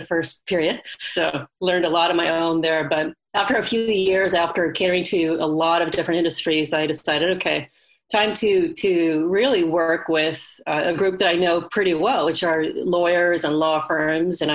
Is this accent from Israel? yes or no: no; Sweden; now in California, United States; I grew up in Sweden, to go way back. I moved over to California and decided to go to college here.